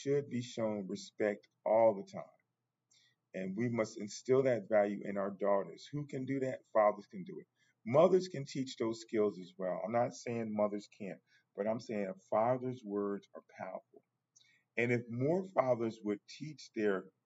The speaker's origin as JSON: {"language": "English", "country": "United States", "said": "I'm African American"}